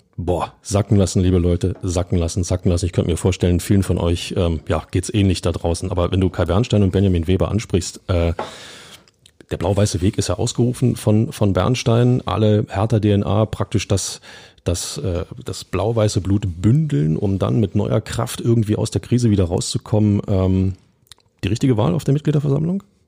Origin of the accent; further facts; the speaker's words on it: Berlin, Germany; ich bin auch Berliner